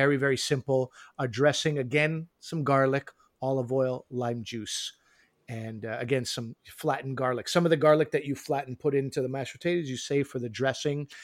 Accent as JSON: {"language": "English", "town": "Montreal", "region": "Quebec", "country": "Canada", "tie": "born or raised there", "moved": "yes", "said": "in Quebec, where I grew up in Montreal"}